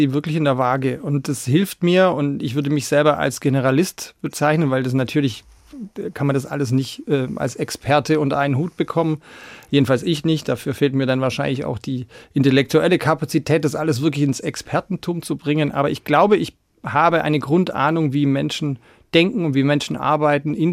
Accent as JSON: {"language": "German", "region": "Baden-Württemberg", "country": "Germany", "tie": "born or raised there", "said": "Aber ja, also ich bin tatsächlich auf der Schwäbischen Alb"}